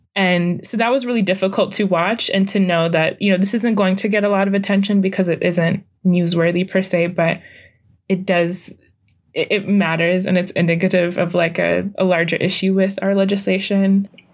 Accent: Saint Paul, Minnesota, United States; I'm from Saint Paul, and I've been here

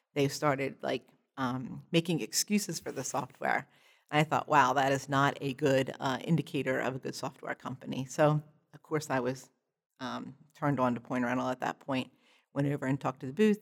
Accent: Perkasie, Pennsylvania, United States; I'm from, uh, Percocet, Pennsylvania, which is just about an hour north of Philadelphia

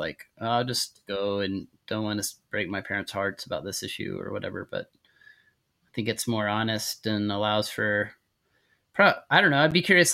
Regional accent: Texas, United States; accent: Texas drawl; I grew up in Texas, so I can do like the Texas draw

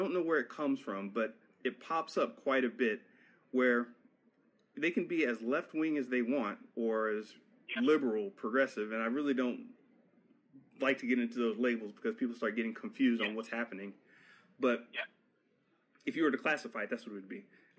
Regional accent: Florida, United States; I was raised in Florida

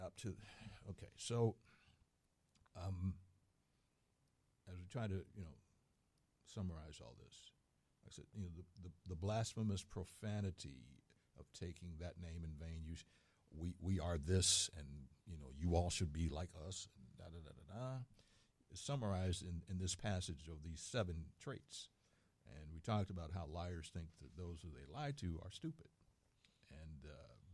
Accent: Philadelphia, Pennsylvania, United States; moved away; also born or lived in Germany; I grew up in Philadelphia, I grew up in history

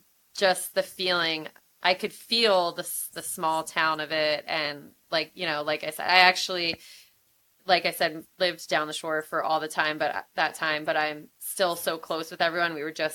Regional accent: Philadelphia, Pennsylvania, United States; I am from Philadelphia.

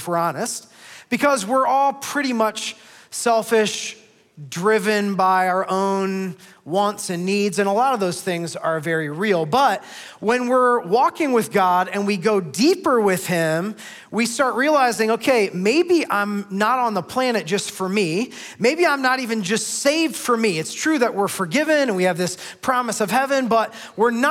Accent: Northeast Ohio, United States; now in Columbus, United States; I grew up in Northeast Ohio

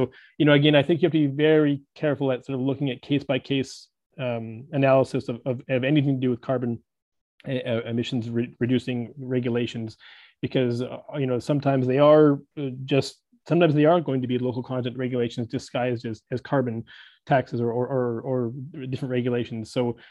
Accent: Vancouver, British Columbia, Canada; I'm actually from Vancouver, British Columbia

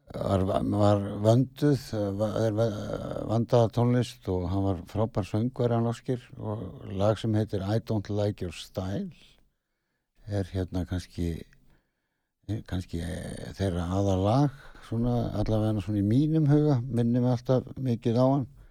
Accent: Ísafjörður, Westfjords, Iceland; ég er nú frá Ísafjörði

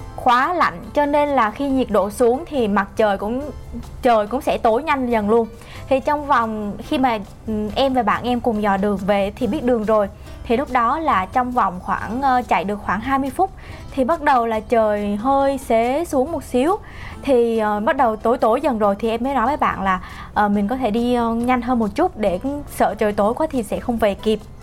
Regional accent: Ho Chi Minh City, Vietnam; mình là một người Sài Gòn

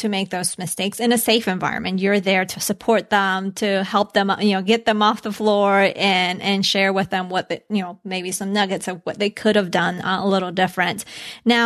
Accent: Colombia; moved away; I was born in Colombia, so I grew up a little bit with having it.

